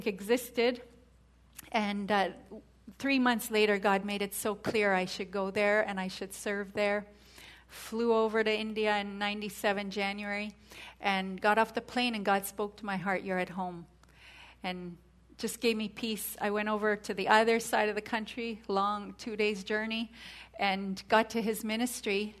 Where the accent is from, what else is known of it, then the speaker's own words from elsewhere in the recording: Canada; moved away; I'm from Canada